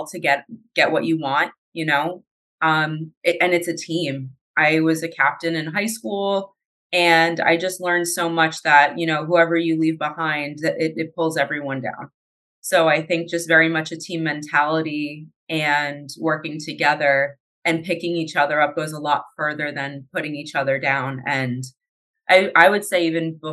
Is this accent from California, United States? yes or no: no; New Jersey, United States; I'm originally from New Jersey.